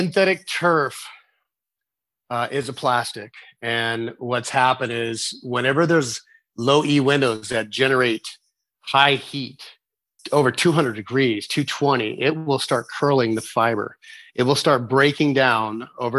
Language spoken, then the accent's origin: English; Las Vegas, Nevada, United States; I'm from Las Vegas, Nevada, and we have sometimes temperatures of 118